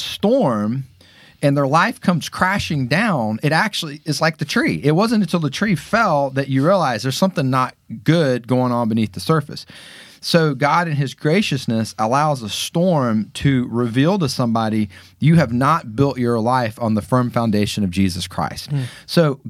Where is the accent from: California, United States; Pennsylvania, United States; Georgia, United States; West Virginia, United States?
Georgia, United States; Atlanta; Growing up in Atlanta, a lot of kids go to Auburn.